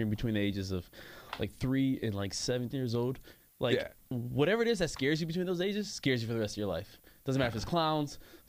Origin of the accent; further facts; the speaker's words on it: Michigan, United States; moved away; I'm originally from Michigan